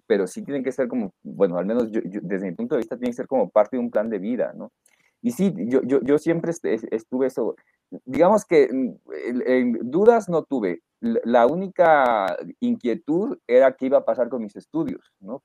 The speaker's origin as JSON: {"language": "Spanish", "town": "Reynosa", "region": "Tamaulipas", "country": "Mexico", "tie": "born or raised there", "also_born_or_lived": "Mexico City", "said": "yo nací en la Ciudad de México, pero me crié en Reynosa. Eh, Tamaulipas"}